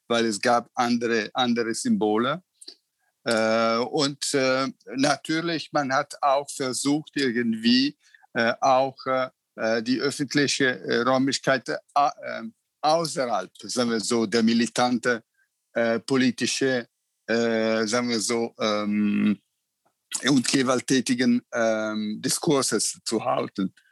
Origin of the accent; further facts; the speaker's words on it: Italy; ich bin Italiener